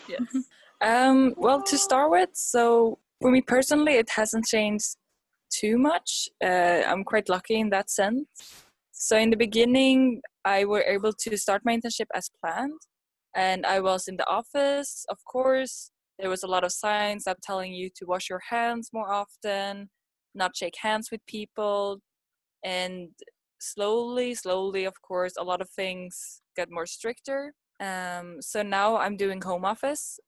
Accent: Sweden; moved away as an adult; now in Kawasaki, Japan; i'm from sweden i grew up in sweden but i'm in japan because i'm here for an internship so i live in uh, kawasaki at the moment

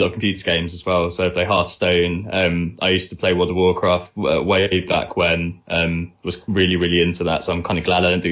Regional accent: Essex, East of England, United Kingdom; moved away as an adult; also born or lived in Netherlands / Bristol; now in London, United Kingdom; I'm from Essex originally. Me and Nick both went to the same secondary school together

